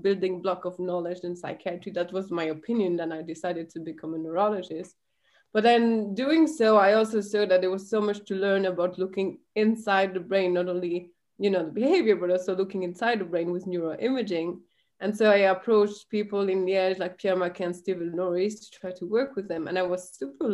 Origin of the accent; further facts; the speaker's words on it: Belgium; I grew up in the Belgian countryside.